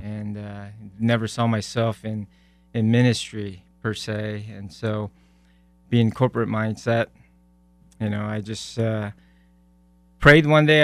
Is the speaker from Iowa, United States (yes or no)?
yes; Iowa, United States; moved away as an adult; also born or lived in South Korea / Omaha, Nebraska; now in Frisco, United States; I grew up in Iowa and spent some time in Nebraska, Omaha, and God brought us to. Uh, Frisco, Texas in 2006